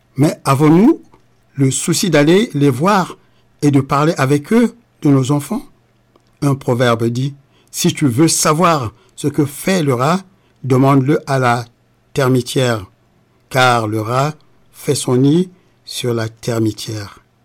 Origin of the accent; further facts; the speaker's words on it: Republic of the Congo; now in France; le Congo-Brazzaville, mon pays natal